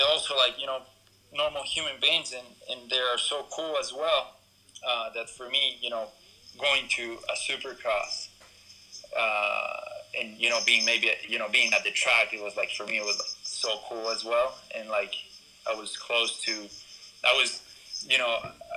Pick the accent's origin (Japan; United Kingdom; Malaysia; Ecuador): Ecuador; moved away; also born or lived in California; I'm from Ecuador